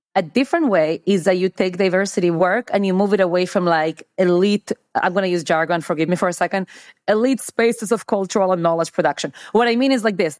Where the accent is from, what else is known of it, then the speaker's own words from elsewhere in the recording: United States; as an American